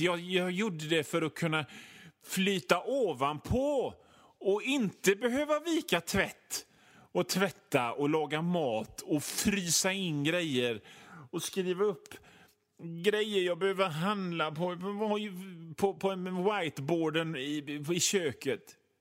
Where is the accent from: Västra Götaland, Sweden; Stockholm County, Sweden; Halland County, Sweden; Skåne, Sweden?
Västra Götaland, Sweden; Hönö; jag kommer från Hönö född på Hönö på 70-talet